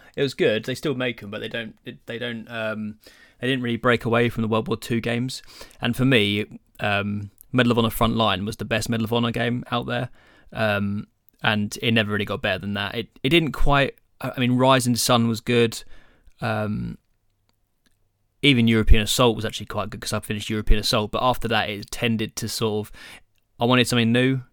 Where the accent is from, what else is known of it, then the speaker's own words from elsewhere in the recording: England, United Kingdom; we're English